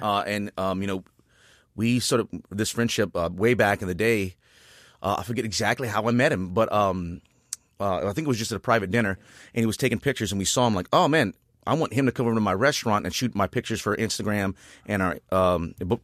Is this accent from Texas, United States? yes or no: no; Rayne, Louisiana, United States; I was born and raised in Rain, Louisiana, right outside Lafayette